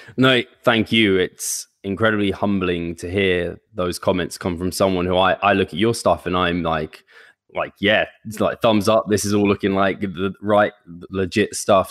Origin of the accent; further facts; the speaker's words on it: United Kingdom; now in London, United Kingdom; I've only ever lived, like, out, just outside of London with my parents.